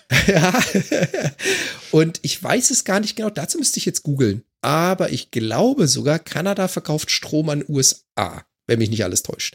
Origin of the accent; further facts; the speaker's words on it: Germany; now in Vancouver Island, Canada; als Deutscher